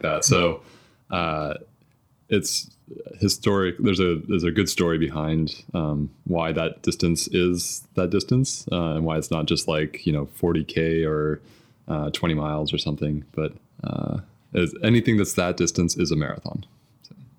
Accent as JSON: {"language": "English", "area": "suburb of Louisville, Kentucky", "region": "Indiana", "country": "United States", "tie": "born or raised there", "said": "I grew up in Indiana, um, kind of a suburb of Louisville, Kentucky"}